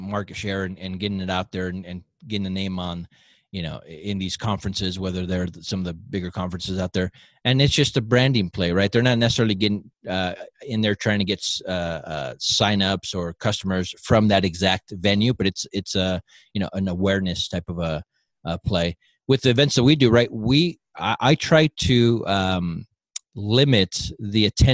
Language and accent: English; Southern California, United States; moved away as an adult; also born or lived in Southern Utah; now in Utah, United States; originally I'm from Southern California. I've lived here in Utah for the last 11, 12 years